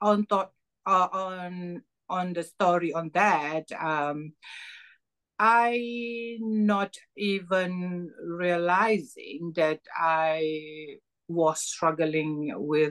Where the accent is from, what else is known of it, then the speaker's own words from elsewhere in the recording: Malaysia; moved away as an adult; now in United Kingdom; I'm originally from Malaysia, and I am mother of 8 children. I came to UK last 4.5 years ago, seeking for asylum